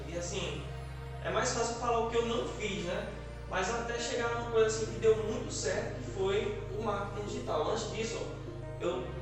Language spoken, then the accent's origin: Portuguese; Monteiro, Paraíba, Brazil; sou natural aqui da cidade de Monteiro Paraíba